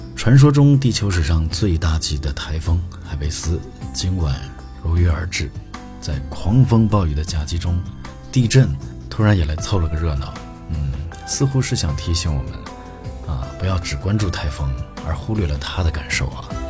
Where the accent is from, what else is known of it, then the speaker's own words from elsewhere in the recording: a small city in western Inner Mongolia, China; now in Japan; 我出生在内蒙古西部的一个小城市，啊，那边没有草原，也没有骑马上学